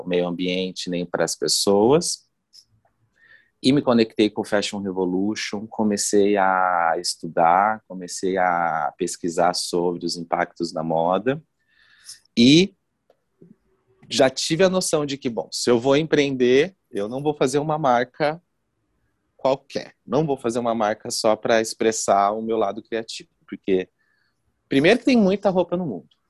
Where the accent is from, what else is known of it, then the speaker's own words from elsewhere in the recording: Foz do Iguaçu, Paraná, Brazil; moved away as an adult; now in Curitiba, Brazil; eu sou de Foz do Iguaçu, moro em Curitiba fazem 15 anos. Eu vim fazer faculdade de moda aqui